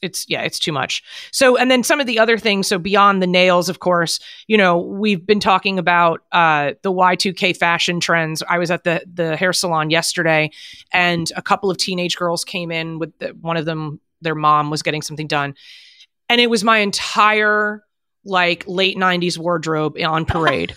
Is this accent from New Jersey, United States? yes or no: yes; New Jersey, United States; moved away as an adult; also born or lived in Manhattan, New York; when I was a kid growing up in New Jersey